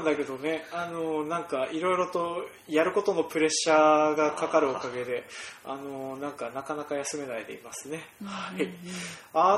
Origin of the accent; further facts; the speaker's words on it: Toyohoro, Hokkaido, Japan; 僕の実家がある豊幌